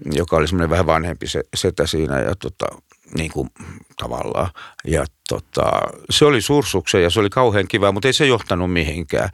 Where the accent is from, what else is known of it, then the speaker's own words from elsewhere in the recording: Lahti, Päijät-Häme, Finland; moved away as an adult; Mä oon Lahdesta syntyisin.